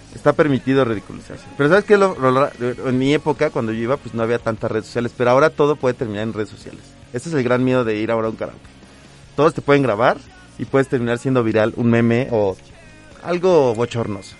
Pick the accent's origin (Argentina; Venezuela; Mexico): Mexico; como mexicano